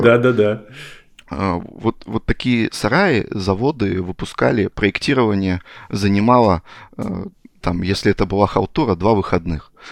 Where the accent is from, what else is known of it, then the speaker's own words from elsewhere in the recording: Chelyabinsk Oblast, Russia; moved away as an adult; also born or lived in Zlatoust; now in Moscow, Russia; я родом там с Челябинской области